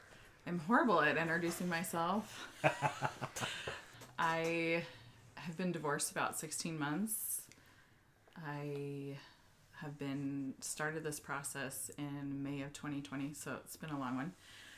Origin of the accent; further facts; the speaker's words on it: Southern California, United States; moved away as an adult; Yes, I'm from Southern California. Was there until I moved here in 2008.